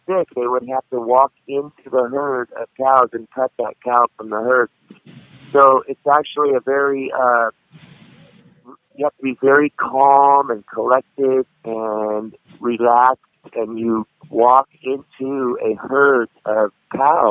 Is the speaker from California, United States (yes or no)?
yes; Sacramento, California, United States; I grew up in South Sacramento, which is kind of a ghetto neighborhood